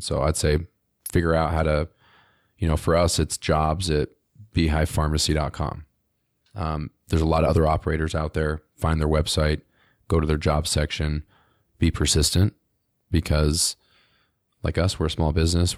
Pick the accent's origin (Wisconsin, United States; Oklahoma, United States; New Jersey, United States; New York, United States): New Jersey, United States; now in Utah, United States; I'm from New Jersey originally